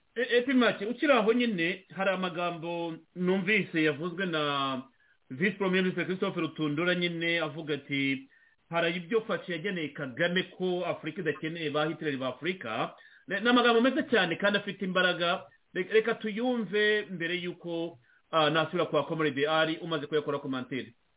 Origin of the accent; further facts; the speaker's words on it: Rwanda; kuri twebwe nk'abanyarwanda